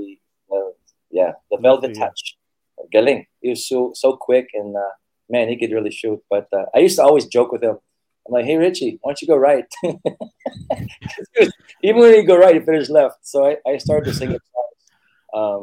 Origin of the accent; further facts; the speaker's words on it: United States; moved away as an adult; now in Philippines; I'm American. Americans say soccer, not football